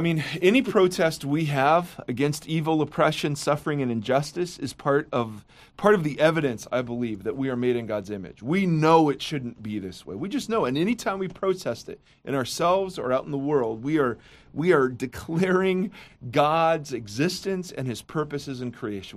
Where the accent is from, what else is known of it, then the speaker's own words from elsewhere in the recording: Midwest, United States; now in Orange County, United States; as a Midwesterner